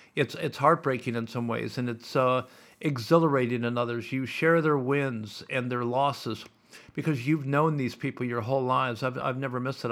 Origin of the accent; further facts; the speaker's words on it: Sioux City, Iowa, United States; now in Melbourne, Australia; I grew up in Sioux City, Iowa